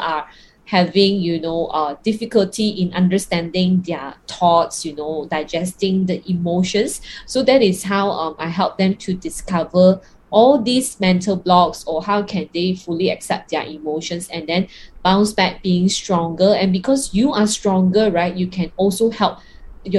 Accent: Kuala Lumpur, Malaysia; I'm from KL, right? Now in Malaysia and under lockdown

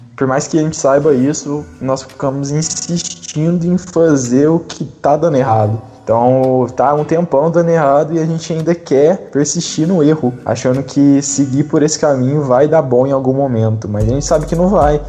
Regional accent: Franca, São Paulo, Brazil; also born or lived in Uberlândia; sou de Franca, tenho 18 anos, participo lá do Centro Luz e Amor

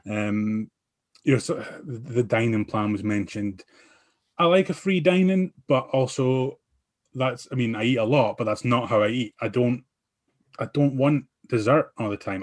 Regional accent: Aberdeen, Scotland, United Kingdom; I'm from Aberdeen

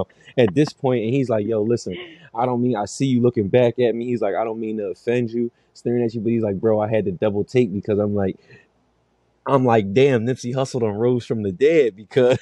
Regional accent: Darby, Pennsylvania, United States; I live in Darby. I'm from Darby.

